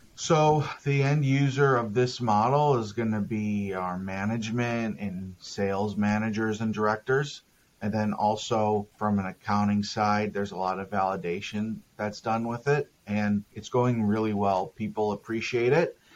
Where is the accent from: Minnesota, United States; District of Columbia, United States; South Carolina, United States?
Minnesota, United States; also born or lived in Texas / Denver, Colorado / Los Angeles, California; now in San Diego, United States; I'm from Minnesota, and I've lived in Texas and Denver, Colorado, and California